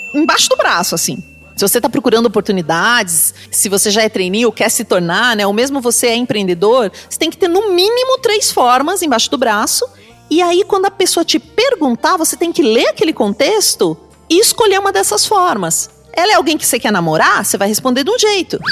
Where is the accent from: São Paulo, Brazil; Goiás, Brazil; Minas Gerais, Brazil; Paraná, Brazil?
Paraná, Brazil; Pato Branco; eu nasci lá em Pato Branco.